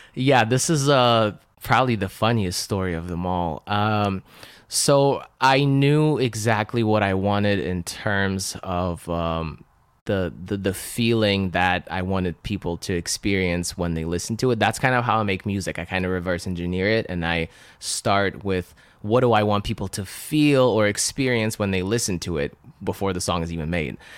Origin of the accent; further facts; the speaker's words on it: Russia; first language Russian; English is a second language; moved away; I was born and raised in Russia speaking uh, Russian. So I couldn't even speak or understand English